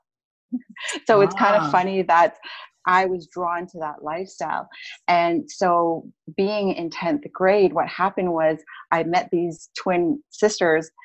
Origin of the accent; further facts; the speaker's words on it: Edmonton, Alberta, Canada; I'm originally from Edmonton, Alberta